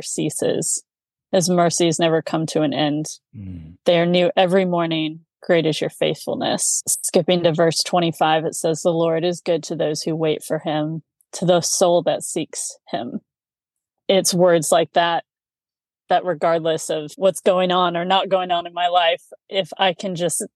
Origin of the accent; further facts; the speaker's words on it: Indianapolis, Indiana, United States; moved away as an adult; also born or lived in Raleigh, North Carolina; now in South Carolina, United States; growing up in Indianapolis